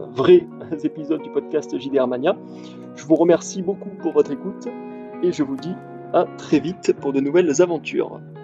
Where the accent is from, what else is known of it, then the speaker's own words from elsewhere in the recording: Montpellier, Occitania, France; je suis originaire de Montpellier